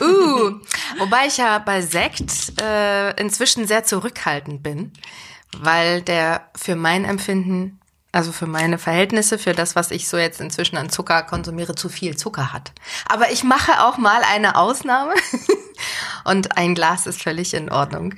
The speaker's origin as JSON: {"language": "German", "region": "Berlin", "country": "Germany", "moved": "as an adult", "lives_now": "Mainz, Germany", "said": "ich komme ja aus Berlin und Berlin ist ja groß, laut, dreckig"}